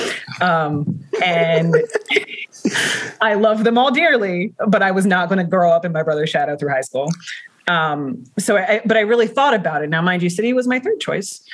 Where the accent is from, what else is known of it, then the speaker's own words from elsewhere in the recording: Baltimore, Maryland, United States; born and raised in Harlem Park, I own a home in Harlem Park